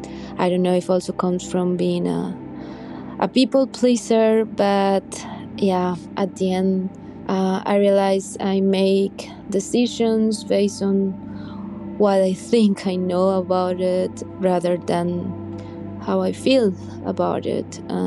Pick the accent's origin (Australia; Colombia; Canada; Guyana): Colombia; English is a second language; now in Germany; I'm …. I'm from Colombia and I'm currently living in Germany.